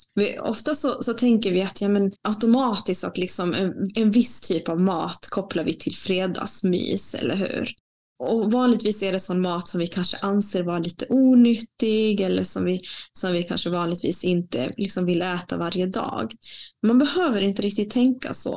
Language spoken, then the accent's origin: Swedish; Bolivia; also born or lived in Latin America; now in Sweden; mitt hemland Bolivia